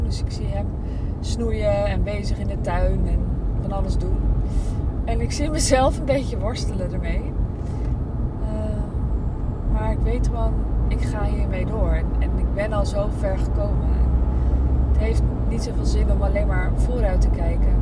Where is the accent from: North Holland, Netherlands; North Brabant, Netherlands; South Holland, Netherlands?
North Holland, Netherlands; Amsterdam; moved away as an adult; Ik kwam uit Amsterdam